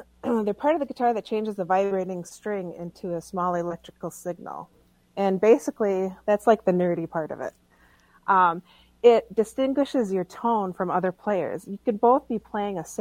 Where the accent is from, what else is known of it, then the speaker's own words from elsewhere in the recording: White Earth, Minnesota, United States; I'm from White Earth